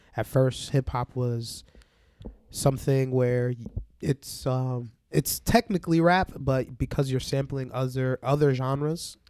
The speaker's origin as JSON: {"language": "English", "country": "Barbados", "also_born_or_lived": "New York", "moved": "yes", "said": "I'm from Barbados"}